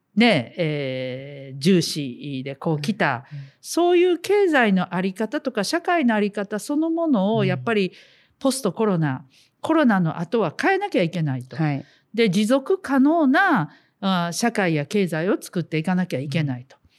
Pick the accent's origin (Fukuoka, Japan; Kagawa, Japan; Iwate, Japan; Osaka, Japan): Osaka, Japan; 私たちはまあ地元大阪ですけどね